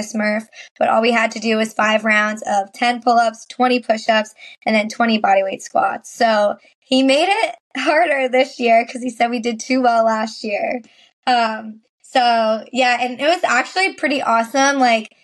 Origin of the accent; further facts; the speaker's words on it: Suffern, New York, United States; I am from Suffern, New York, which is a small town